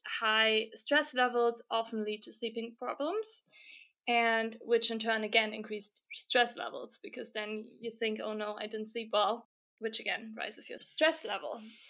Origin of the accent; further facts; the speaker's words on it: Germany; now in Stockholm, Sweden; I'm currently based in Stockholm, Sweden, but I'm originally from Germany